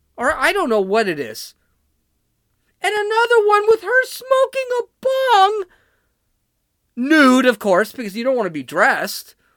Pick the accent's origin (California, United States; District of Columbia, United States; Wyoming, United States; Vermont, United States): California, United States; moved away; I'm from California